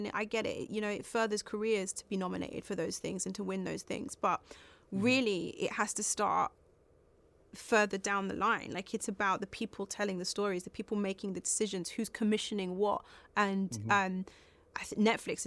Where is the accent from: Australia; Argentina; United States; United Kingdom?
United Kingdom; London; We're both from South London